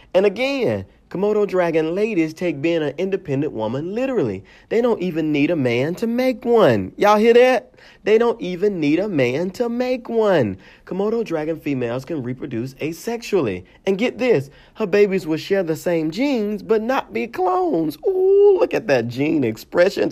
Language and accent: English; Mississippi, United States; growing up in Mississippi